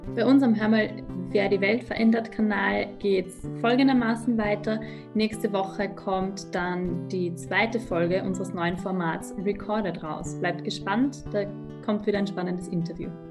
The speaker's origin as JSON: {"language": "German", "country": "Austria", "said": "dass wir als Österreicher, Österreicherinnen"}